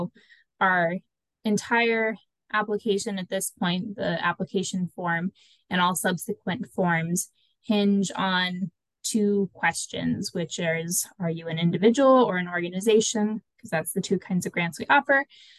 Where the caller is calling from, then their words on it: Minnesota, United States; Hi, everyone. I'm joining from Minnesota.